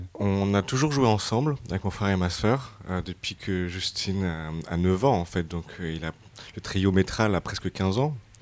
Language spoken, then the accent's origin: French; France; on est français